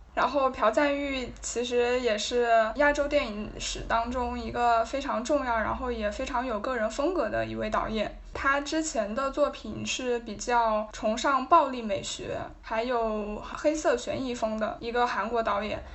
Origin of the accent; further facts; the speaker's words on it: China; 反正当时我，我作为一个中国人，我看到这个消息还是，还是有点感动的